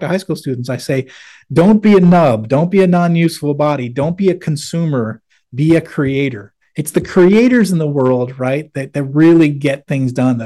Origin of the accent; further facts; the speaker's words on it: Manchester, New Hampshire, United States; moved away; I grew up in Manchester, New Hampshire